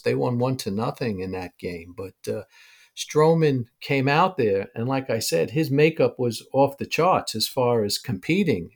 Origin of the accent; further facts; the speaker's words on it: New York City, New York, United States; I grew up in New York